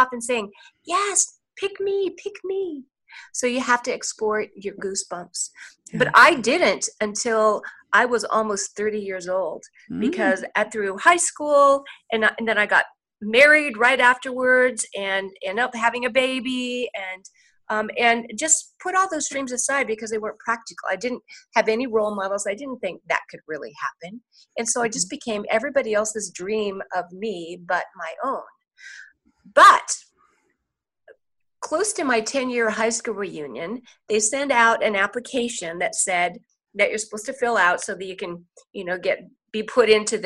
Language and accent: English; Portland, Oregon, United States; I'm from Portland, Oregon